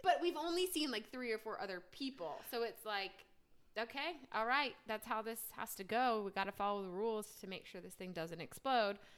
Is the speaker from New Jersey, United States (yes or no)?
yes; New Jersey, United States; moved away as an adult; now in Charlotte, United States; I'm from New Jersey, born and raised. Um, moved down to Charlotte about three or so years ago for a job